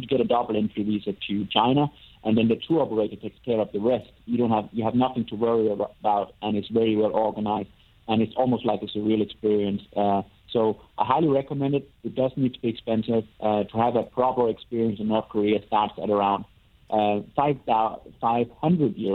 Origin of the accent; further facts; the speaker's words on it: Denmark; moved away; I get back to Denmark once in a while.